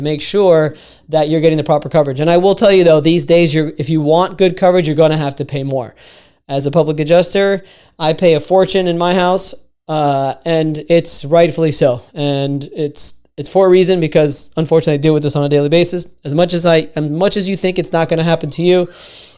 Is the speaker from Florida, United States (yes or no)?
yes; Miami, Florida, United States; I'm from Miami